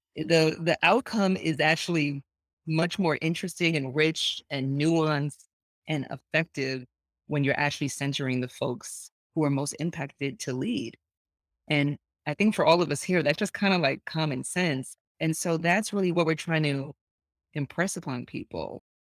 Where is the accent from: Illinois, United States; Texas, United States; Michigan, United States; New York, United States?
New York, United States; I grew up in Lower East Side of New York